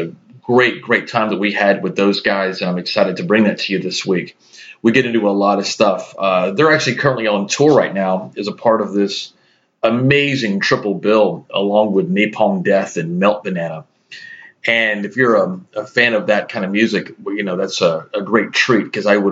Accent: the South, United States; growing up in the South

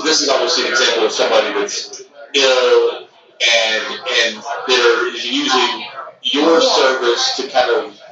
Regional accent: Texas, United States; now in New York, United States; I grew up in Texas and moved to New York in 2006

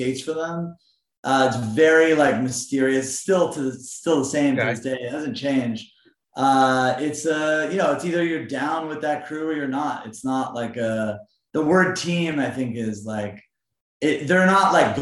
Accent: Montreal, Quebec, Canada; when I grew up in Montreal

